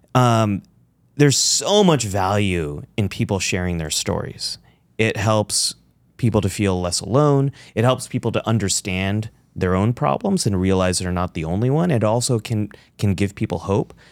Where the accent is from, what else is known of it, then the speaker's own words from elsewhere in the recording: California, United States; also born or lived in Pakistan (ancestry); I am a Pakistani American, son of immigrants, I'm a Democrat, I'm a Muslim, I am you know, I'm a Californian